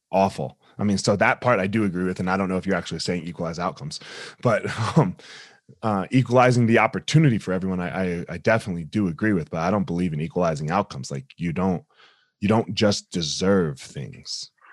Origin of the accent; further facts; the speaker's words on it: New Jersey, United States; moved away; also born or lived in Colorado; I grew up in South Jersey